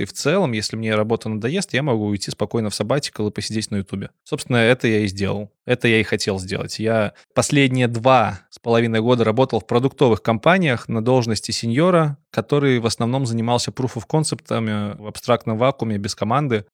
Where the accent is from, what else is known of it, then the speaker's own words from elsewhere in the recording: Belarus; как белорус